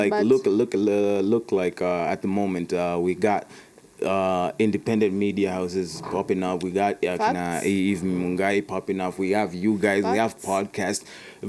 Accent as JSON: {"language": "English", "country": "Kenya", "tie": "born there", "also_born_or_lived": "United States", "said": "I was born in Kenya."}